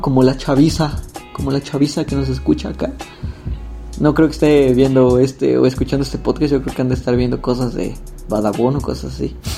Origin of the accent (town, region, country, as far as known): Mexico